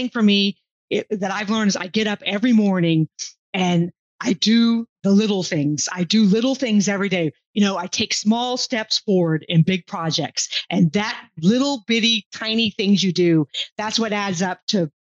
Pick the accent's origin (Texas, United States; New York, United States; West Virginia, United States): Texas, United States; Houston; moved away as an adult; also born or lived in England; I grew up in Houston, Texas. You know, I'm a Houston girl